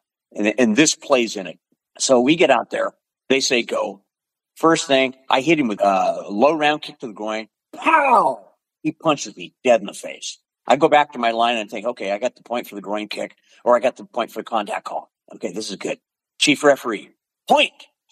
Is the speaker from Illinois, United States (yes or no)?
no; Pacific Northwest, Washington, United States; also born or lived in Portland, Oregon; I was born in Washington. I've always been in the Pacific Northwest